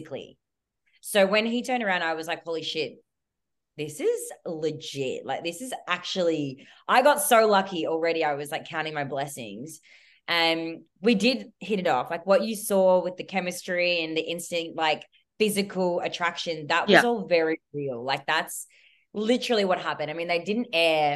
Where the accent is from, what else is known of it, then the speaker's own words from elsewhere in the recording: Melbourne, Victoria, Australia; I'm from Melbourne